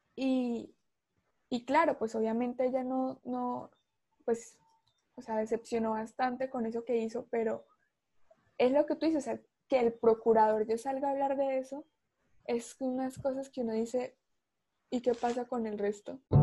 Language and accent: Spanish; Colombia; uno como, como ciudadano, como colombiano